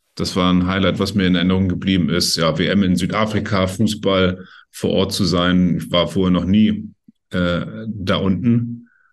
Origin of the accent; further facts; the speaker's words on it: Schleswig-Holstein, Germany; ich bin hier in Schleswig-Holstein groß geworden